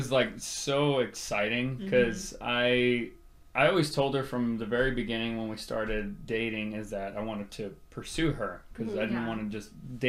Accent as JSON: {"language": "English", "area": "Rio Grande Valley", "region": "Texas", "country": "United States", "moved": "as an adult", "said": "I'm originally from the Rio Grande Valley, and I moved over here for school"}